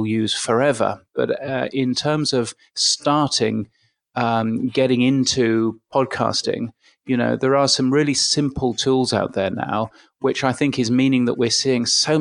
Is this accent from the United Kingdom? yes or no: yes; United Kingdom; accent: British; I grew up, as you can guess from my aloof British accent, I grew up in the UK.